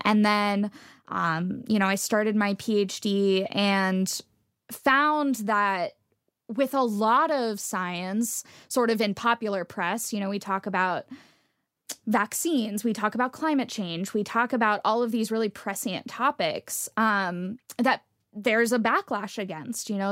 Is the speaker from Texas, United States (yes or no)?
yes; Texas, United States; moved away; I grew up in Texas where a lot of people, um, didn't trust scientists.